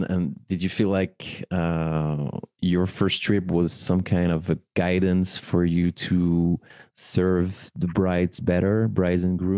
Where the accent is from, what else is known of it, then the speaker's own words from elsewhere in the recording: Paris, Île-de-France, France; professional ceremony officiant based in my hometown Paris